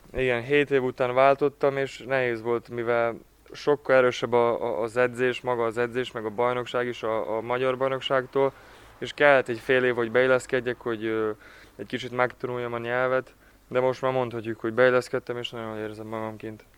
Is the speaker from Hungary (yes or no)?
no; Ada, Vojvodina, Serbia; moved away; mindig adán, adán töltöm az időmet, mivel az a, az a szülővárosom